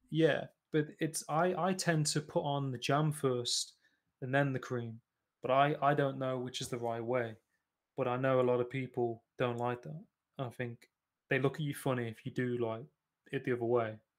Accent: Nottingham, East Midlands, United Kingdom; I'm originally from Nottingham

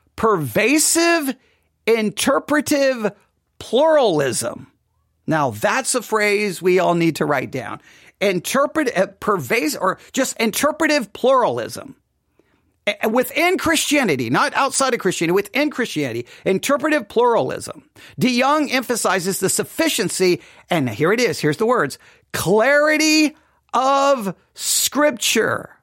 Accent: West Texas, United States; I am from West Texas

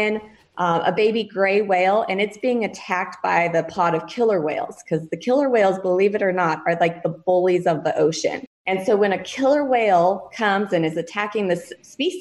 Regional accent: Colorado, United States; moved away as an adult; also born or lived in Big Island of Hawaii; now in Hawaii, United States; I am actually from Colorado originally, come from a great set of parents

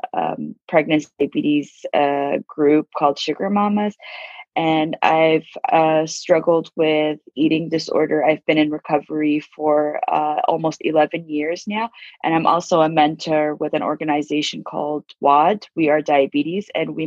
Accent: Abu Dhabi, United Arab Emirates; now in California, United States; I was born and raised in Abu Dhabi

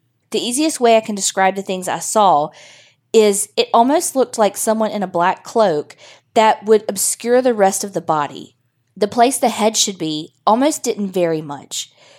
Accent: Byram, Mississippi, United States; now in Shreveport, United States; I'm originally from Byram, Mississippi. I'm just living in Shreveport now.

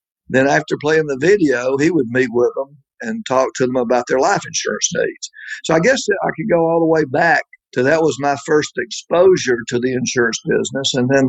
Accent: Columbus, Georgia, United States; I came from fairly humble beginnings. I grew up in Columbus, Georgia.

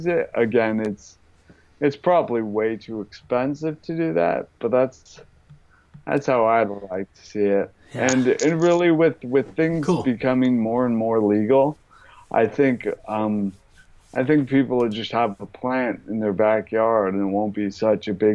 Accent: Boulder, Colorado, United States; moved away; also born or lived in New York; I grew up in Boulder, Colorado

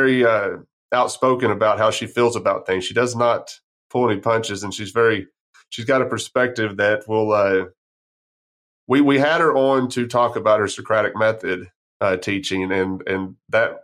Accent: San Angelo, Texas, United States; I grew up right outside of San Angelo

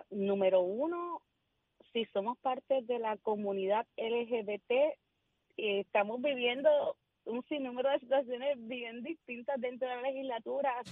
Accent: Puerto Rico; Y es nuestro momento como puertorriqueño.

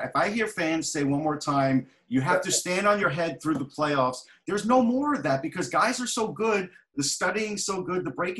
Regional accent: Long Island, New York, United States; growing up in New York, especially on the island

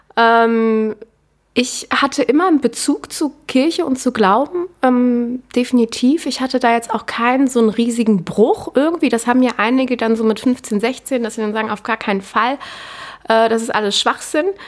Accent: Cologne, North Rhine-Westphalia, Germany; moved away as an adult; now in Vienna, Austria; ich komme ursprünglich aus Köln, lebe jetzt seit ziemlich genau drei Jahren in Wien

